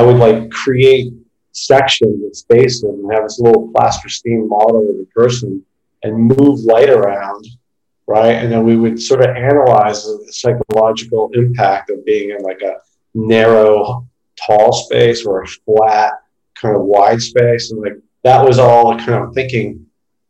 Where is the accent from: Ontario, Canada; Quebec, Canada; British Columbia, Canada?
Ontario, Canada; Toronto; moved away as an adult; now in New York, United States; I grew up in Toronto. And I left Toronto in 96, actually. And we made my way to New York